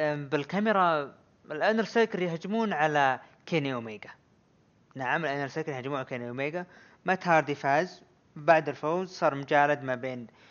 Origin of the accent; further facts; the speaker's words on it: Saudi Arabia; عندنا بالسعوديه